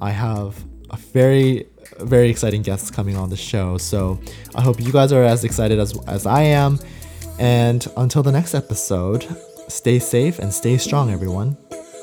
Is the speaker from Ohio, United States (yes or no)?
no; Southern California, United States; also born or lived in Seoul, South Korea; I am a Korean American who immigrated to Southern California when I was about nine. I was born in Seoul, South Korea, and I moved here with my family. And I grew up in Southern California for about ten years